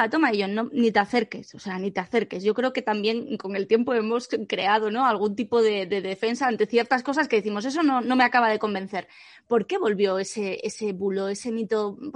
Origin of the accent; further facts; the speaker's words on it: Asturias, Spain; yo recuerdo de pequeña, en el pueblo, en Asturias, que, que, mis abuelos pues iban a mocer las vacas y venían con un cubo de leche